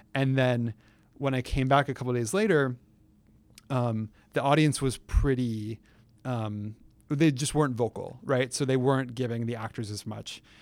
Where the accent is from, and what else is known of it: San Francisco, California, United States; moved away